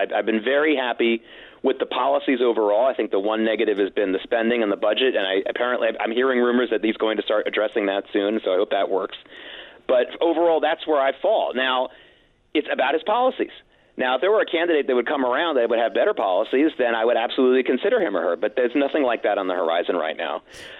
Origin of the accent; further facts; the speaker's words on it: Oklahoma City, Oklahoma, United States; born there; also born or lived in the South / the Midwest / New York; I was born in Oklahoma City. I lived half my life in the South. I lived a lot of my life in the Midwest. I wasn't in a New York bubble